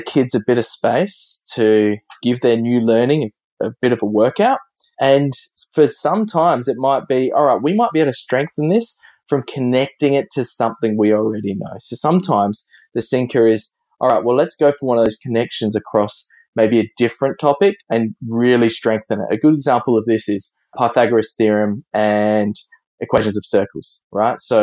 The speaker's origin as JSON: {"language": "English", "town": "Adelaide", "region": "South Australia", "country": "Australia", "said": "we in Australia, we pronounce it very differently than across the Atlantic"}